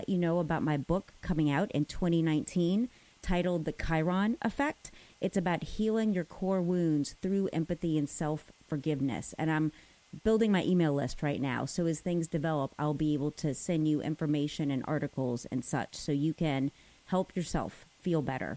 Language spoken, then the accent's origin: English; New Orleans, Louisiana, United States; I know the doctor that birthed me also. I still see him in New Orleans